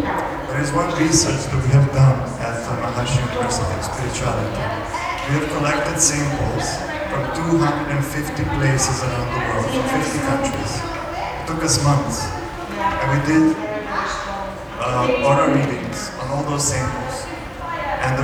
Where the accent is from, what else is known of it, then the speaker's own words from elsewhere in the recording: Serbia; English is a second language; also born or lived in United States; I've been doing spiritual practice for the last 23 years. I'm from Serbia, and I lived in the USA for 10 years.